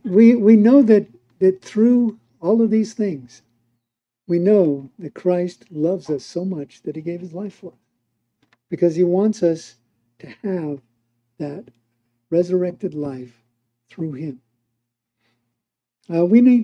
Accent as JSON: {"language": "English", "country": "United States", "moved": "as an adult", "lives_now": "Mexico", "said": "as an American"}